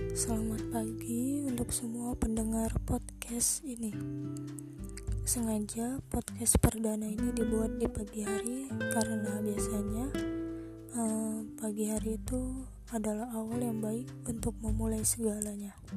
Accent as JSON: {"language": "Indonesian", "town": "Medan", "region": "North Sumatra", "country": "Indonesia", "said": "Saya berasal dari kota Medan."}